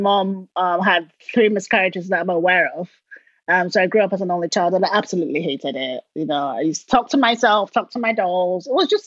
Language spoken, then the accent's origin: English; Port Harcourt, Rivers State, Nigeria; Down south, called River State. The city is called Port Harcourt, and that's where all the oil companies were all based.